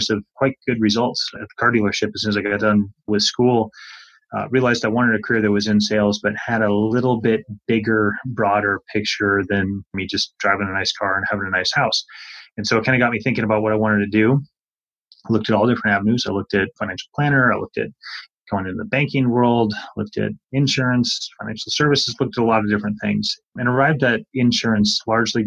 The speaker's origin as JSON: {"language": "English", "region": "Montana", "country": "United States", "tie": "born or raised there", "also_born_or_lived": "Canada", "said": "I grew up in Montana. I was actually born in Canada, but moved to Montana when I was in fifth grade and grew up there, kind of rural Montana setting."}